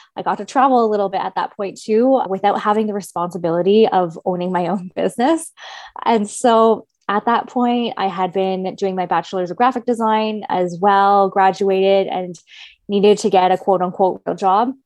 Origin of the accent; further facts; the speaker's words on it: Kingston, Ontario, Canada; moved away as an adult; now in Toronto, Canada; I'm originally from Kingston, Ontario